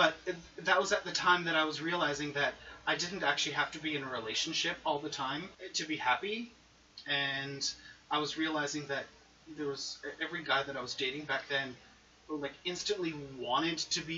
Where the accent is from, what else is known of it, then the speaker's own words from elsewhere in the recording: Quebec, Canada; I'm Canadian